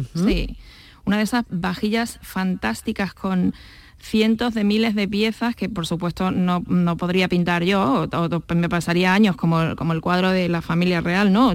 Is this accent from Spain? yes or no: yes; Badajoz, Extremadura, Spain; yo soy de Badajoz